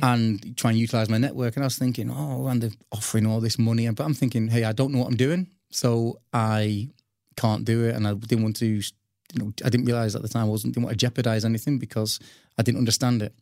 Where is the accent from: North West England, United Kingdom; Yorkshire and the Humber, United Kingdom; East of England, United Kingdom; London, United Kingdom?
North West England, United Kingdom; Old Trafford; I was brought up in Old Trafford